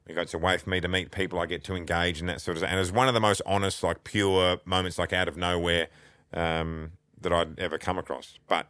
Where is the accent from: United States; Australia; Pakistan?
Australia; also born or lived in Toronto